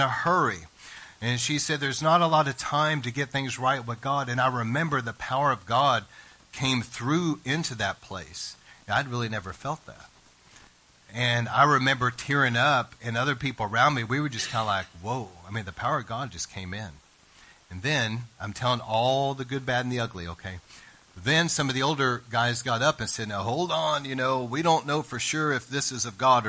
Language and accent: English; East Texas, United States; I was raised in East Texas